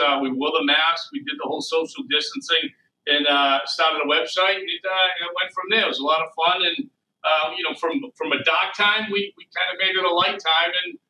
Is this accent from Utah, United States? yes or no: no; Boston, Massachusetts, United States; We're from Dorchester